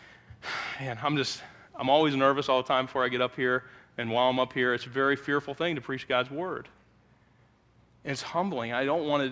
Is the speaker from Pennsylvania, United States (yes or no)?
yes; Pennsylvania, United States; now in Elkhart, United States; It's where I grew up